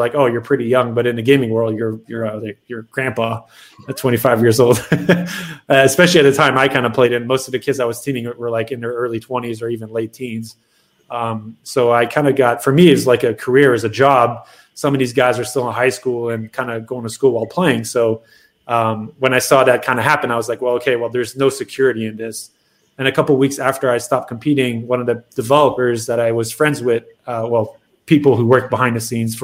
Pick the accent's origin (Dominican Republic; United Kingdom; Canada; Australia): Canada; moved away as an adult; also born or lived in Montreal; now in Dallas, United States; I'm Canadian